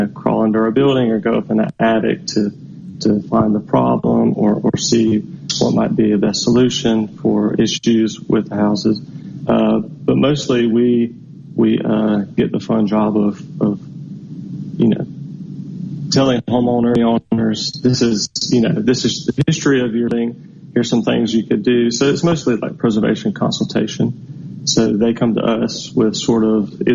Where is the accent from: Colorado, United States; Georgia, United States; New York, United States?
Georgia, United States; moved away as an adult; now in Natchez, United States; I'm from Georgia